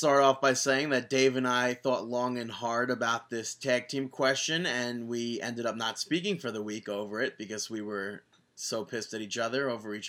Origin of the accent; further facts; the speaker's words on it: Maryland, United States; also born or lived in East Hampton, United States; I am from the Maryland suburbs of D.C., DMV represent, but from 2010 to 2013, I was living in East Hampton as part of the management team for a bed and breakfast in East Hampton.